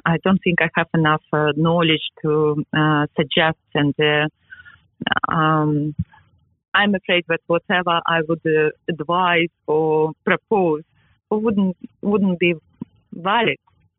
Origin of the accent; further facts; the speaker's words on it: England, United Kingdom; now in New York, United States; Yes, I am English and I am proud of it. I am English, I am in New York, and I am proud of it.